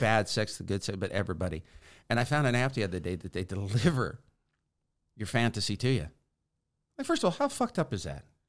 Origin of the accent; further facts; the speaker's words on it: Sacramento, California, United States; I'm from Sacramento, California